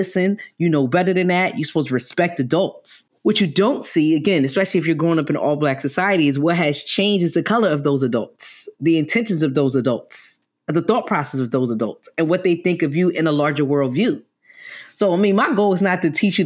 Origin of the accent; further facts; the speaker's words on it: New York City, New York, United States; Because I'm from New York, I'm from the Bronx